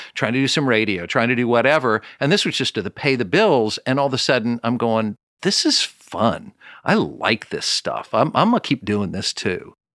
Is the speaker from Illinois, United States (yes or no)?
no; Kansas City, Missouri, United States; I'm from Kansas City